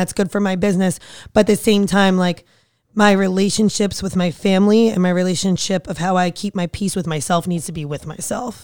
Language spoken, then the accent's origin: English; New Jersey, United States; fiery from Jersey